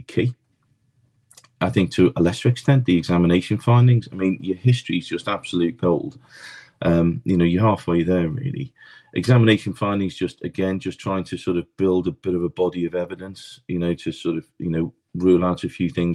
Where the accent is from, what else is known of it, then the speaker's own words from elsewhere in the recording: Liverpool, North West England, United Kingdom; now in London, United Kingdom; Born and bred in Liverpool, came down to the Big Smoke in London